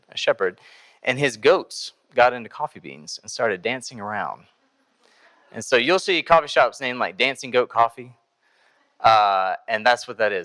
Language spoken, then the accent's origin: English; Greensboro, North Carolina, United States; also born or lived in Iowa; I grew up here in Greensboro.